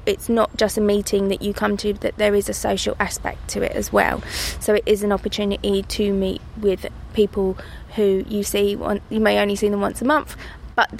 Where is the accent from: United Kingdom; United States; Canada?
United Kingdom; London; I grew up in Rotherhithe in Bermondsey in the 80s